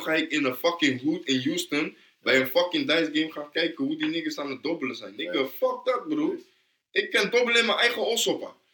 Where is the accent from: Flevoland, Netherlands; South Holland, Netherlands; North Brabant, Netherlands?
South Holland, Netherlands; Rotterdam; Ik ben van Noord, toch? Mm. Ja, Rotterdam Noord